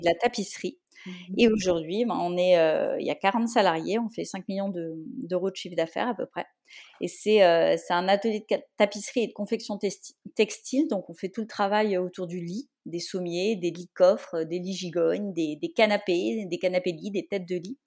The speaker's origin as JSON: {"language": "French", "region": "Brittany", "country": "France", "also_born_or_lived": "Rennes", "moved": "yes", "said": "moi je suis bretonne d'origine. je suis revenue vivre en Bretagne après plusieurs années à l'étranger et ailleurs en France"}